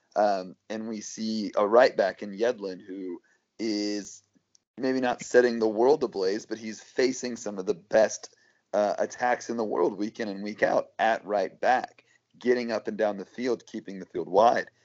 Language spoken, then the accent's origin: English; United States; as American soccer fans